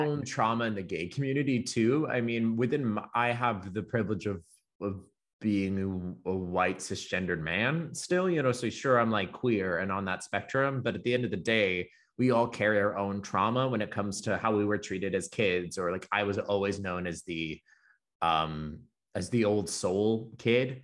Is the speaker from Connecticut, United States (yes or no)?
no; the South, Florida, United States; I was raised pretty much in the South, Florida's, like, the dump truck of the South